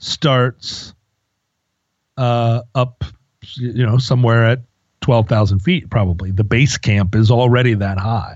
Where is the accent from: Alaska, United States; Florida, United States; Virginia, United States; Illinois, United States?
Alaska, United States; when I was growing up in Alaska.